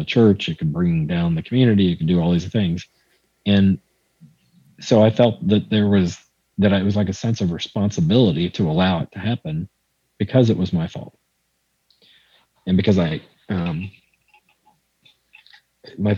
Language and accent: English; Waco, Texas, United States; I was from Waco